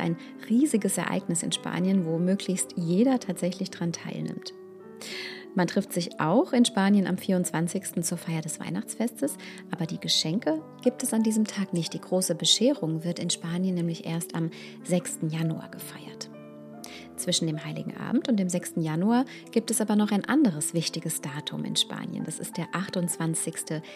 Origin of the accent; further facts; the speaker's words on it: Germany; bei uns in Deutschland